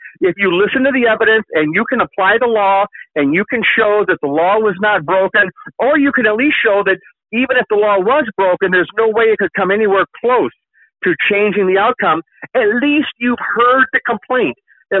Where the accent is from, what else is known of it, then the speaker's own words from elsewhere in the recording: United States; as a citizen, son, as a Christian, as an American